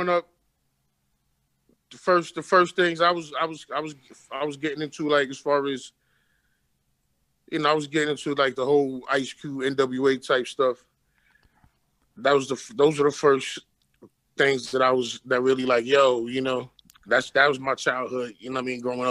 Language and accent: English; Brooklyn, New York, United States; I'm from Brooklyn, man. But Bed-Stuy to be specific. Okay. But I've lived in multiple neighborhoods in Brooklyn. You know what I'm saying? But Bed-Stuy is definitely home base.